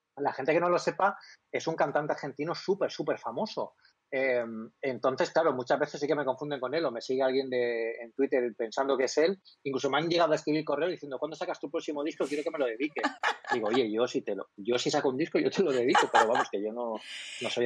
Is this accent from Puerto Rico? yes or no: no; Elche, Valencian Community, Spain; also born or lived in Alicante; Yo, soy de Elche. Yo ahora mismo estoy en Elche, no estoy en bueno, estoy en la provincia de Alicante, pero estoy en Elche.